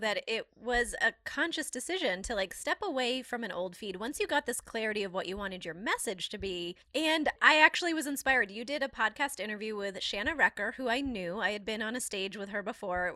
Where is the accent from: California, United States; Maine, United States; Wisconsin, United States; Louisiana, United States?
Maine, United States; I'm from Maine